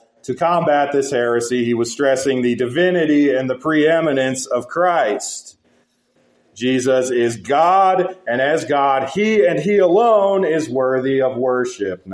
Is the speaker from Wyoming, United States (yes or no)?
yes; Wyoming, United States; growing up in Wyoming, as I did